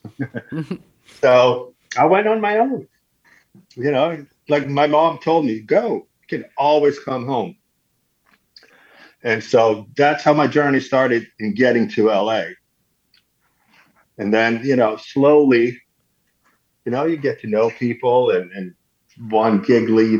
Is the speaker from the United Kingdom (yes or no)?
no; Sweden; moved away as an adult; I grew up in Sweden in a small town.